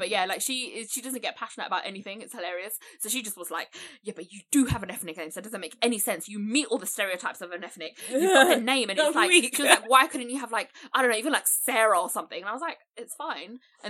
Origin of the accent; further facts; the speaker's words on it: London, United Kingdom; also born or lived in Essex; So I've grown up in East London slash Essex, but it's East London